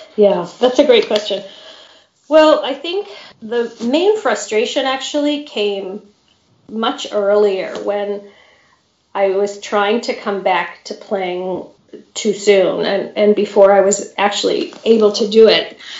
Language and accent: English; Grosse Pointe, Michigan, United States; also born or lived in Champaign-Urbana, Illinois / Colorado; I grew up in Grosse Pointe, Michigan, which is the suburb of Detroit